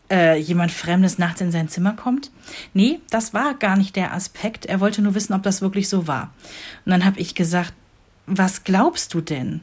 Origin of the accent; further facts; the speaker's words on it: Rhineland, Germany; moved away as an adult; now in Northern Germany; für mich hier im hohen Norden als Rheinländerin